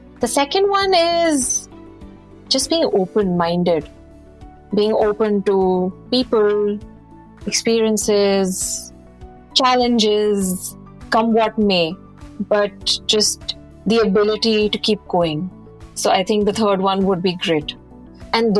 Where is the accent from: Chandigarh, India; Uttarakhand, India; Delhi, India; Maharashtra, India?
Chandigarh, India; moved away as an adult; also born or lived in United Kingdom; I'm from Chandigarh, born and brought up over there